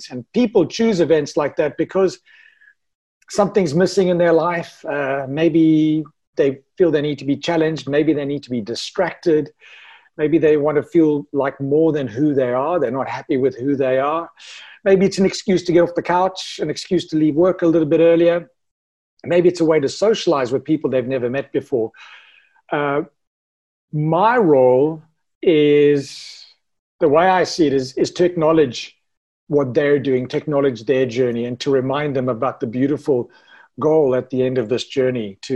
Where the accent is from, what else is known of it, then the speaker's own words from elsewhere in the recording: South Africa; Ironman South Africa, me being South African